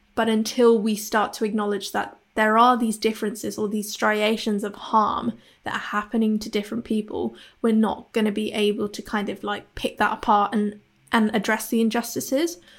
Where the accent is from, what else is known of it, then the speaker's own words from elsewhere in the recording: Hong Kong; now in Bristol, United Kingdom; I'm based in Bristol in the U K. I'm originally from Hong Kong